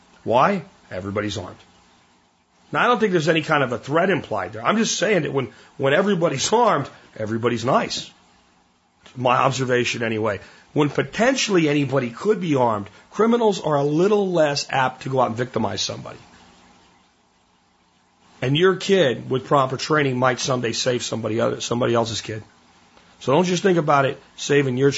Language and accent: English; Texas, United States; Growing up in Texas